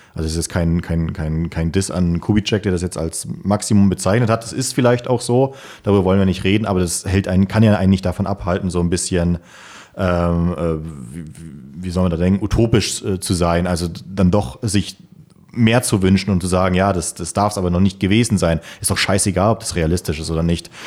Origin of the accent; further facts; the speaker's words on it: Germany; für uns Deutsche